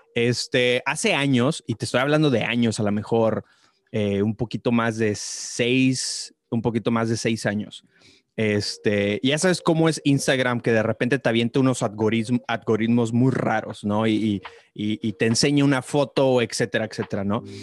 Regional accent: Tamaulipas, Mexico; now in El Paso, United States; Yo, yo crecí en, en, Tamaulipas, yo crecí en Tamaulipas, mi esposa y yo vivimos ahorita en El Paso, Texas

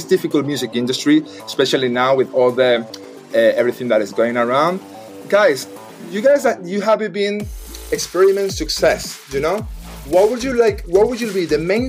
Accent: Madrid, Community of Madrid, Spain; English is a second language; I'm Spanish, by the way, so I'm actually from Madrid.

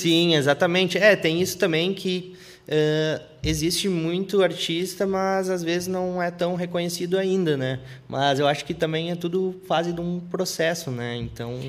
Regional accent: Feliz, Rio Grande do Sul, Brazil; moved away as an adult; now in north coast of Rio Grande do Sul, Brazil; eu nasci na, eu nasci na Feliz, na cidade Feliz

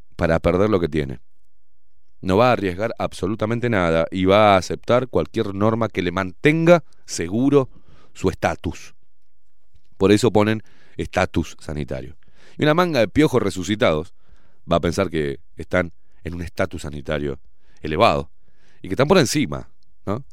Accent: Uruguay; no soy argentino, aviso, eh. Soy uruguayo

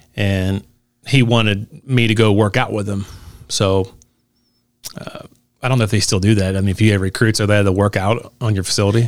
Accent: Newport, Kentucky, United States; I'm from Newport

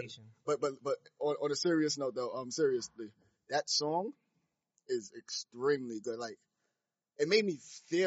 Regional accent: Haiti; I'm Haitian.

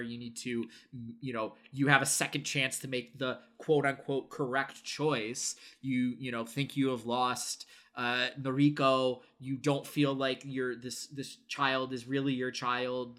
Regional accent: United States; I am conditioned as an American

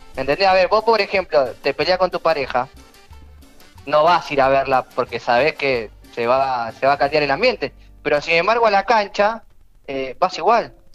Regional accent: Argentina

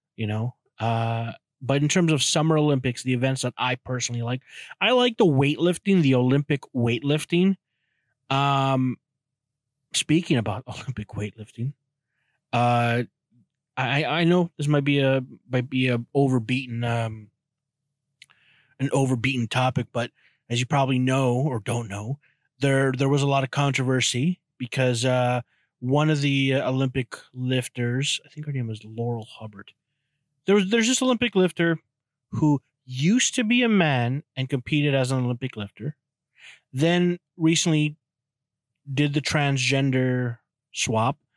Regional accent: Canada; I'm Canadian.

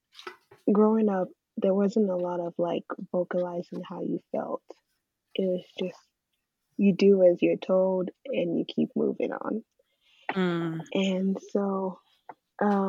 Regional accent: Nigeria; also born or lived in England; now in United States; I grew up in Nigeria for the most part, and then I migrated to England, lived there for about 2 years, and then migrated to America.

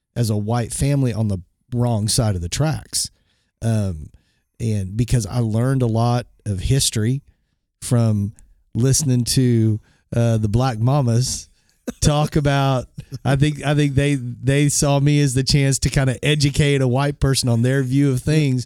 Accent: Bartlesville, Oklahoma, United States; when I grew up in Bartlesville, Oklahoma I was the token white kid

